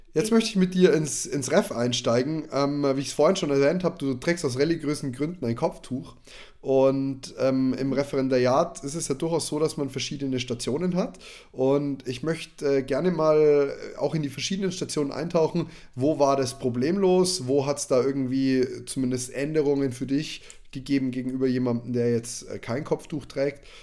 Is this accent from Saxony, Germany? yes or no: no; Neumarkt in der Oberpfalz, Bavaria, Germany; bei uns in Neumarkt